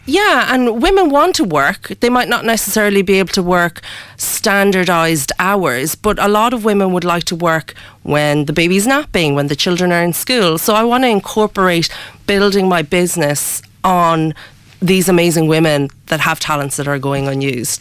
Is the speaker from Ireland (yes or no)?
yes; Ireland; I was born in Ireland. Ah. Um, yeah. Um, so I've I've lived pretty much all my life in Ireland, um, but I come from both cultures.